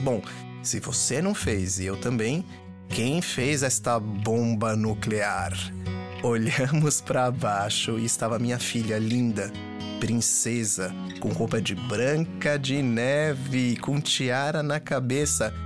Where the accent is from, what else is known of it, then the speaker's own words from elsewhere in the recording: Brazil; also born or lived in Israel; Eu sou do Brasil, mas também não nasci no Brasil